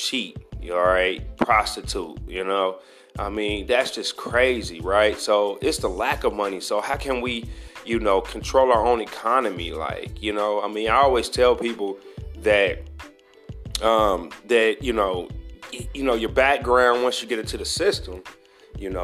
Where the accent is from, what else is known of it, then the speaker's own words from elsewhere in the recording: United States; me being African American